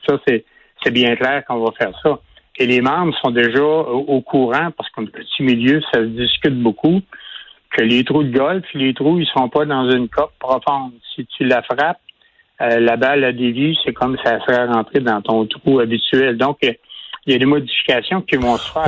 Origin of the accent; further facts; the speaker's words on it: Quebec City, Quebec, Canada; je viens de Québec